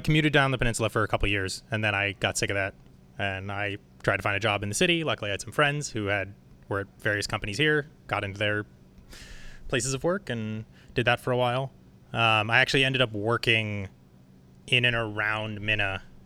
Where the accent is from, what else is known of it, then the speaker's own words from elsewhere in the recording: San Francisco, California, United States; I was born here.